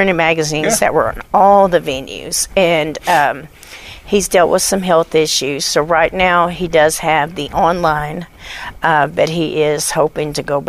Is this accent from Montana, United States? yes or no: no; Little Rock, Arkansas, United States; born there; also born or lived in Germany; Well, I was born in Little Rock, Arkansas, and I was an Army brat, so I've been all over the world, and I've been to Germany and Paris and all that.